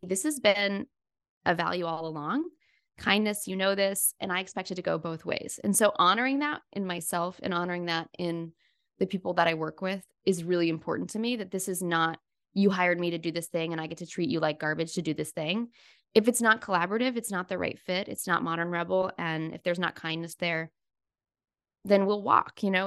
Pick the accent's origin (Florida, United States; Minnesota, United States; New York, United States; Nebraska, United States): Florida, United States; I grew up in Florida